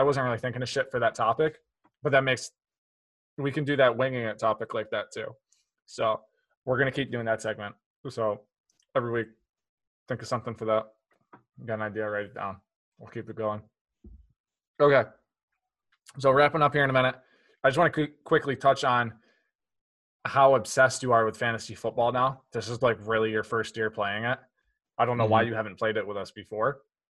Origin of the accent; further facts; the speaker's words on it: New York, United States; now in New Hampshire, United States; We're all from New York. I'm in New Hampshire